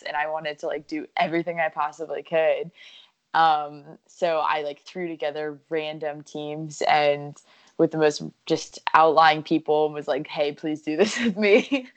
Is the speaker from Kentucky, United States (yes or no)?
no; New Smyrna Beach, Florida, United States; also born or lived in Honolulu, Hawaii; grew up in New Smyrna